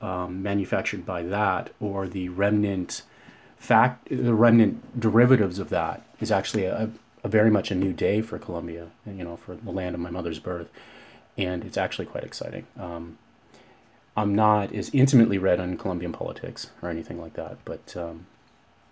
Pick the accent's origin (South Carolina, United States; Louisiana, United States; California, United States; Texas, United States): California, United States; Winters; I spent some time in my teen years living in a community called Winters, California